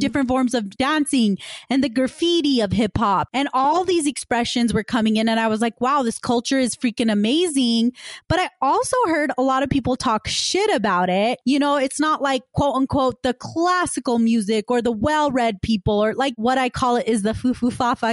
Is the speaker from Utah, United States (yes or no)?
yes; West Valley City, Utah, United States; I grew up in West Valley City, which is kind of the west side of Utah.